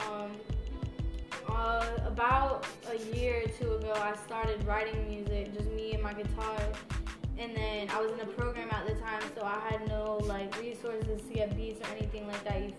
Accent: Broward County, Florida, United States; also born or lived in West Palm Beach, Florida / Alabama; now in Orlando, United States; I'm from Broward County. I kind of was all over the place between uh, West Palm Beach and Broward growing up.

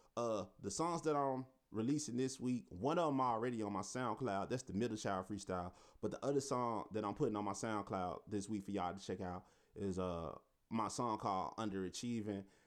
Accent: Memphis, Tennessee, United States; I'm from South Memphis

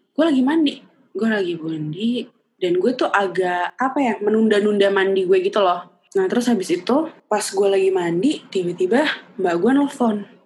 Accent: Java, Indonesia; ya lu tuh kan Jawa ya dek mm-hmm. dan gue tuh Jawa banget kan

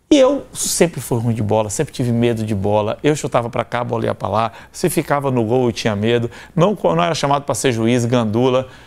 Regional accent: Bahia, Brazil; born there; also born or lived in Salvador; Eu nasci em Tabuna, no sul da Bahia, morei quatro anos em Salvador.

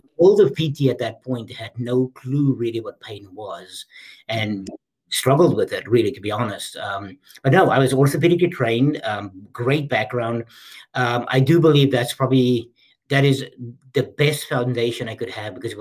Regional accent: South Africa; moved away; I was born and raised in South Africa

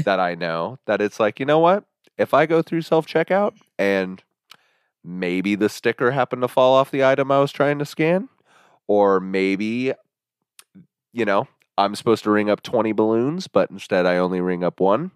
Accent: Midwest, United States; also born or lived in Kansas; we're from the Midwest

